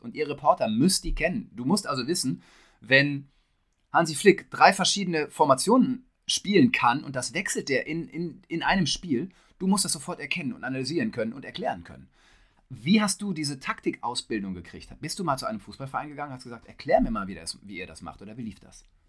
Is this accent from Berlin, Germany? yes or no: no; Detmold, North Rhine-Westphalia, Germany; ich komme aus Hiddesen, also direkt neben Detmold